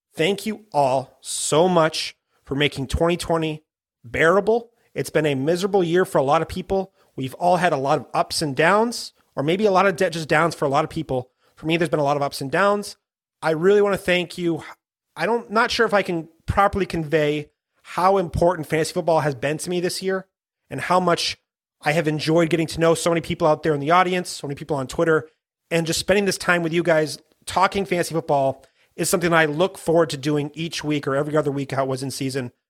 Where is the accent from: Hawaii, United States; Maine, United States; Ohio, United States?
Maine, United States; I'm from Maine